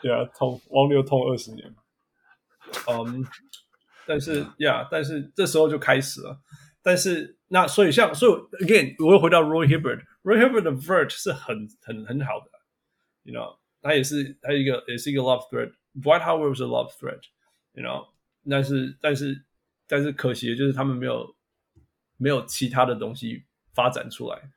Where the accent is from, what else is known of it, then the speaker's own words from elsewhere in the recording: Canada; moved away; also born or lived in Taiwan / Los Angeles, United States; 我是台湾人，加拿大长大的